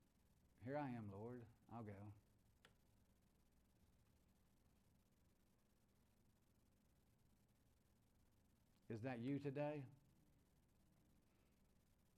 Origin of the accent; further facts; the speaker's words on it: United States; I'm an American